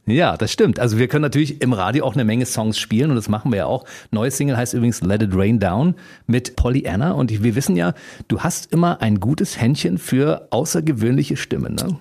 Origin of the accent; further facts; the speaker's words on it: Berlin, Germany; wir als Berliner